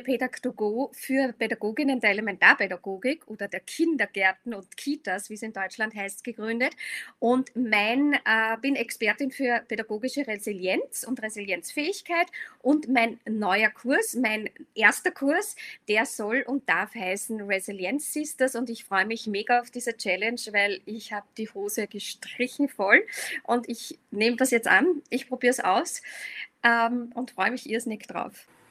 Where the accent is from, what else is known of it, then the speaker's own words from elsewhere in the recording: Vienna, Austria; ich komme aus Wien